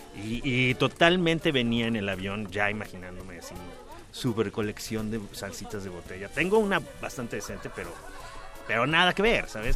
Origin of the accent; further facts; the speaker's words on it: Mexico City, Mexico; yo vivía en la Roma cuando era niño y muy cerca, en la Roma